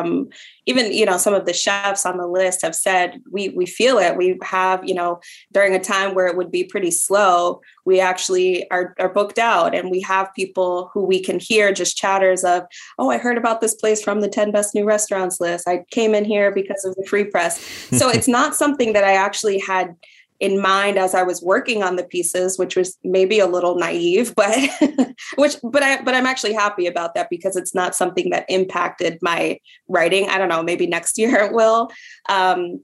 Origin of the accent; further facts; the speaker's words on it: New York, United States; moved away as an adult; also born or lived in Chicago; now in Detroit, United States; I'm from New York